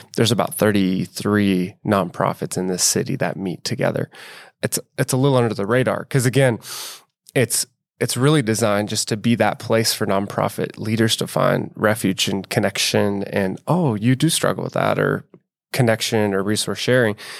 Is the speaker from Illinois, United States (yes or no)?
no; Bellevue, Nebraska, United States; also born or lived in inner-city Omaha; I'm from Bellevue, which in the Omaha metro, kind of a suburban area.